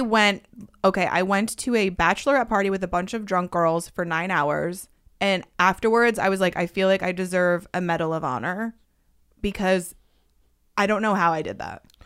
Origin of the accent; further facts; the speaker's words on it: Connecticut, United States; I grew up in Connecticut